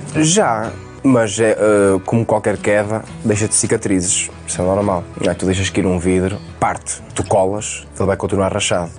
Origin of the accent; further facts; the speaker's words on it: Vairão, Norte, Portugal; now in Trofa, Portugal; Eu já estava na trofa a morar e apareceu-me em Vairão, na minha terra natal